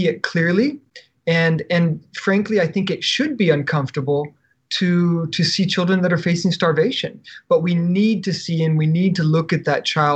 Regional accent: United States; as an American

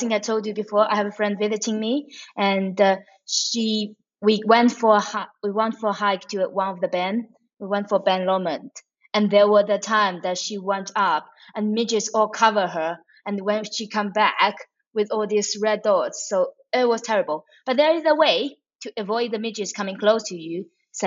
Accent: China; English is a second language; moved away as an adult; also born or lived in London; now in Stirling, United Kingdom; my area back in China. Yes, if anyone knows about the Lake Tai near the Jiangsu province next to Shanghai, that's where we have a third biggest freshwater lake in China. So we're around that, and we're a bit hilly next to it. We're to the south side of the lake

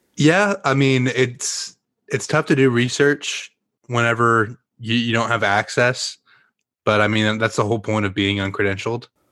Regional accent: Mesquite, Texas, United States; moved away; also born or lived in Rockwall, Texas; growing up in Mesquite before I moved to Rockwall

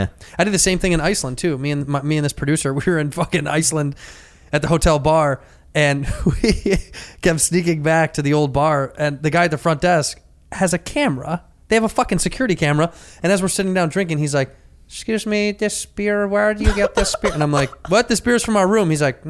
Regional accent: United States; we're Americans.

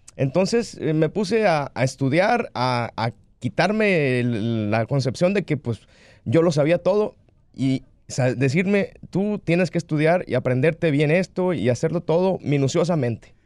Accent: Sonora, Mexico; now in Miami, United States

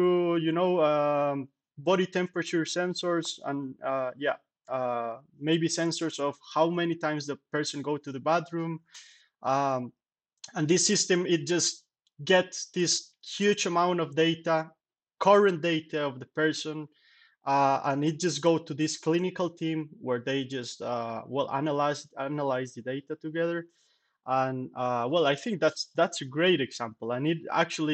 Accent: Costa Rica; moved away as an adult; now in Salamanca, Spain; I am from Costa Rica

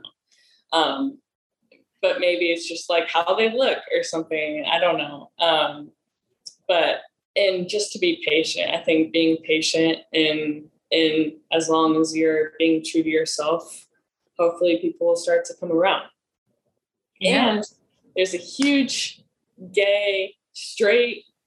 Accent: Nebraska, United States; moved away as an adult; also born or lived in South Korea; now in Los Angeles, United States; I'm from Nebraska

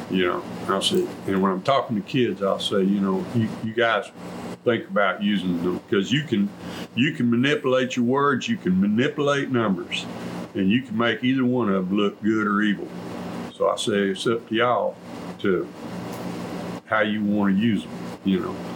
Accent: Colorado County, Texas, United States; I am from Colorado County, grew up in the northern part

